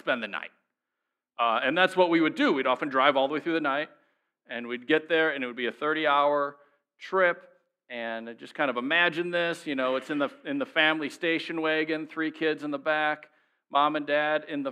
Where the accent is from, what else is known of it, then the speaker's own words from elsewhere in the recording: Minnesota, United States; we would start in my home state, we'd start in Minnesota, in my parents' driveway